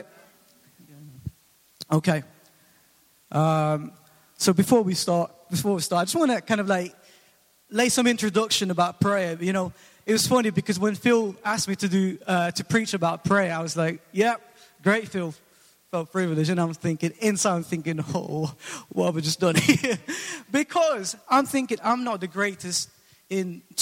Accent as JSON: {"language": "English", "country": "Philippines", "moved": "yes", "lives_now": "England, United Kingdom", "said": "I'm originally from the Philippines, and I came over in 2004"}